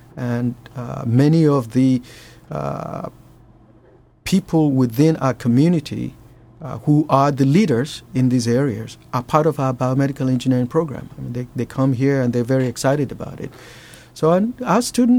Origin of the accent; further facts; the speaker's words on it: Nigeria; moved away; I grew up in Nigeria